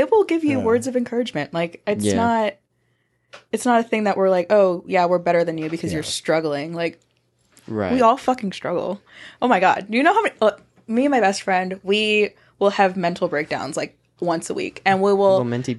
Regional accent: Miami, Florida, United States; now in Pensacola, United States; I'm from Miami.

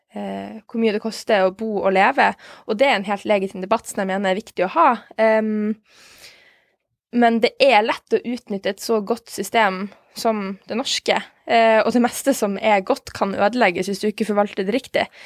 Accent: Norway; vi som nordmenn

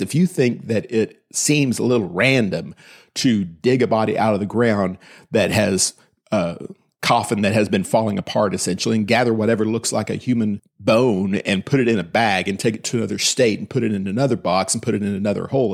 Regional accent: Austin, Texas, United States; also born or lived in Williamson County, Texas; I was raised in Austin, in Travis County

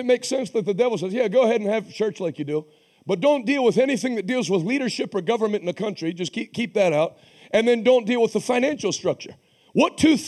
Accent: Pittsburgh, Pennsylvania, United States; moved away; also born or lived in Massachusetts; I'm from Pittsburgh

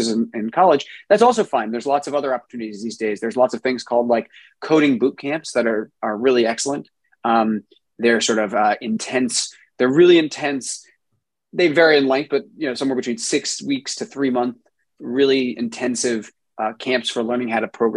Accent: South Orange, New Jersey, United States; moved away as an adult; also born or lived in Brooklyn, New York / Rhode Island; now in California, United States; I grew up in New Jersey in a town called South Orange

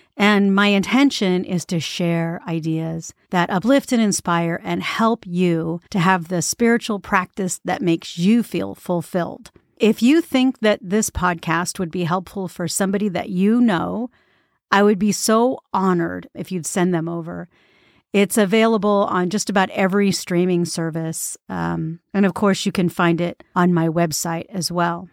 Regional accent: United States; as American

